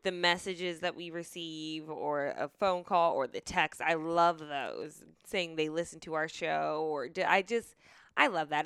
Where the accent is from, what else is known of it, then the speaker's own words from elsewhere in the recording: Marietta, Georgia, United States; I grew up in Marietta, too